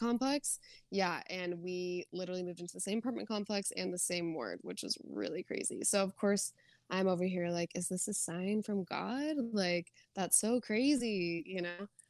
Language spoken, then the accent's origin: English; Arizona, United States; moved away as an adult; also born or lived in Utah; I grew up in Arizona